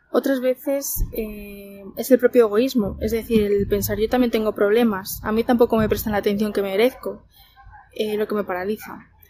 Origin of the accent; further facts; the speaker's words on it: Madrid, Community of Madrid, Spain; soy de Madrid y trabajo como técnico de laboratorio.